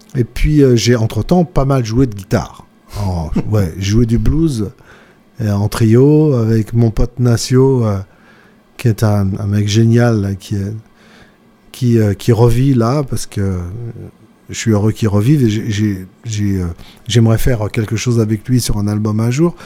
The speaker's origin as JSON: {"language": "French", "town": "Villeurbanne", "region": "Auvergne-Rhône-Alpes", "country": "France", "said": "chez moi, à Villeurbanne"}